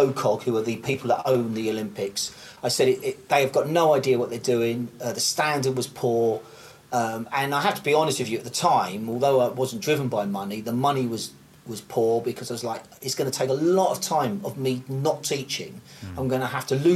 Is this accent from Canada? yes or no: no; United Kingdom; me being British